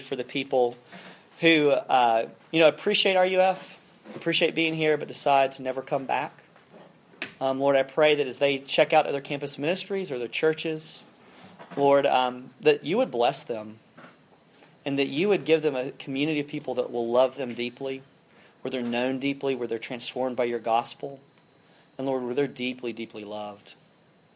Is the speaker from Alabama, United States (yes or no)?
yes; South Alabama, United States; moved away; I'm from South Alabama. I grew up, and we had some hunting land kind of growing up.